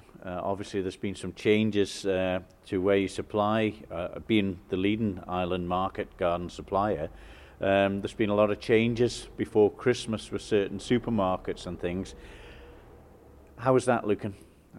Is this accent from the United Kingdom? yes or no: yes; Derby, East Midlands, United Kingdom; I grew up in Derby as well with yourself.